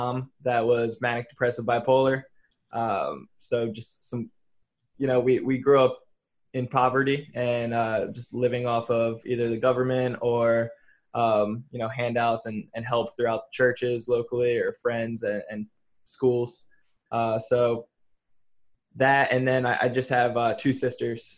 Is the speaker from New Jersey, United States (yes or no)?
yes; New Jersey, United States; moved away as an adult; I'm from New Jersey originally, and you know, I moved out here about 7 years ago